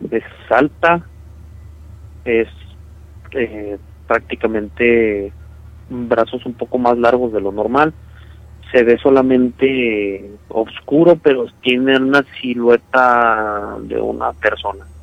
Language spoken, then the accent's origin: Spanish; Michoacán, Mexico; now in Chihuahua, Mexico; no soy de aquí de Chihuahua, yo soy de, Michoacán, estaba escuchándolos con el reportaje que hicieron de allá.